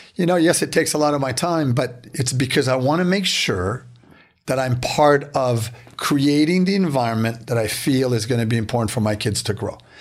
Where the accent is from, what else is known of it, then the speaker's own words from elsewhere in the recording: Beaconsfield, Quebec, Canada; I grew up in Beaconsfield in, in the West Island